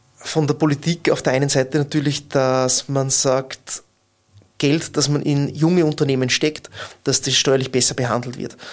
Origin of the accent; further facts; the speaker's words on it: Bad Ischl, Upper Austria, Austria; moved away as an adult; now in Linz, Austria; ich habe 2004 in meiner Heimatgemeinde maturiert